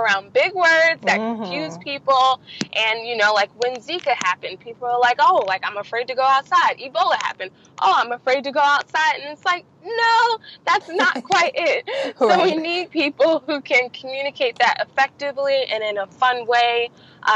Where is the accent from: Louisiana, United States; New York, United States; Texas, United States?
New York, United States; New York City; moved away as an adult; now in Virginia, United States; I grew up in Queens, New York, and I spent the majority of my life there.